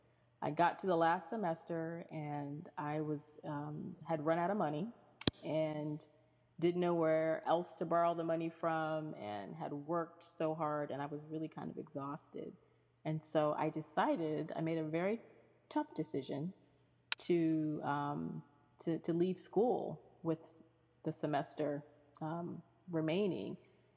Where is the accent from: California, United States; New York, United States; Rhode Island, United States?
New York, United States; Rome; born there; also born or lived in Kansas / Virginia / Ohio / Michigan; I lived in Kansas and Virginia. I was born in Rome, New York. We lived in Ohio and Michigan.